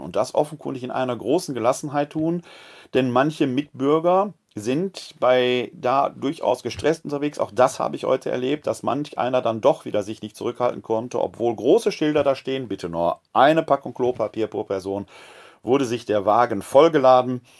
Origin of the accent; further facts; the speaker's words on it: West Germany, Germany; now in Wuppertal, Germany; als äh, Westdeutscher